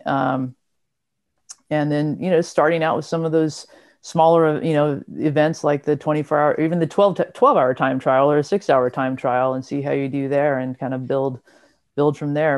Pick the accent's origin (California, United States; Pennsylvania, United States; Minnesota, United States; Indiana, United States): California, United States; Southern; I'm from Southern California